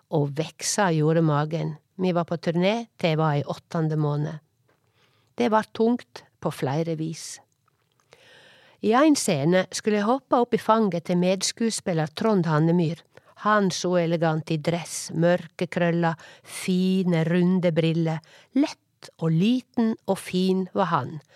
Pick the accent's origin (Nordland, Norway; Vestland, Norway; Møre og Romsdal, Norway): Vestland, Norway; Årdal; accent: Sogning; moved away; also born or lived in Oslo; Heime i Årdal